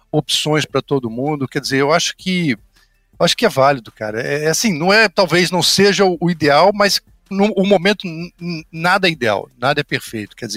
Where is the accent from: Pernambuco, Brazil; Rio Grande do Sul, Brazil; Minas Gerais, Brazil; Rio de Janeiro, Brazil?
Rio de Janeiro, Brazil; Na verdade, eu sou Papa Goiaba, cara. Eu sou do interior do Rio.